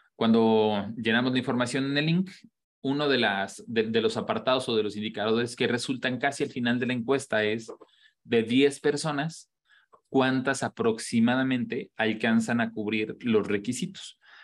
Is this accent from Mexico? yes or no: yes; Mexico